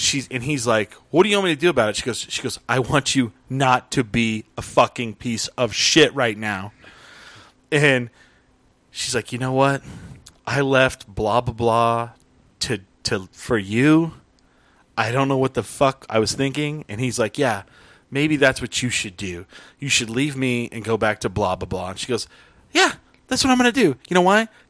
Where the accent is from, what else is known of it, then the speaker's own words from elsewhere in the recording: Albuquerque, New Mexico, United States; I was from Albuquerque